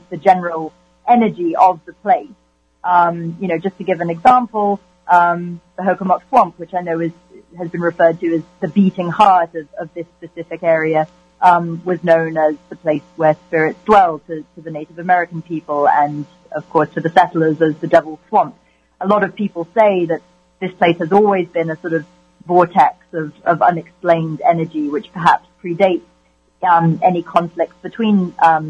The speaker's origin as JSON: {"language": "English", "country": "United Kingdom", "said": "I'm British"}